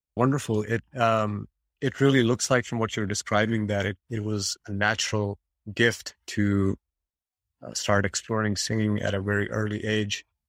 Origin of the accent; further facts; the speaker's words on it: India; moved away; I have a background, you know, I'm coming from India, and we have a very strong template to become a doctor and engineer. That's what parents want, the Indian parents want